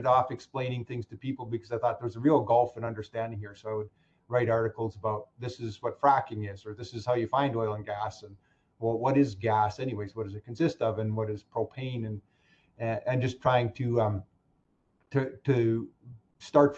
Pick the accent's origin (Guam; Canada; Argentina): Canada; Saskatchewan; moved away as an adult; now in Alberta, Canada; I'm from Saskatchewan, and my entire graduating class moved to Alberta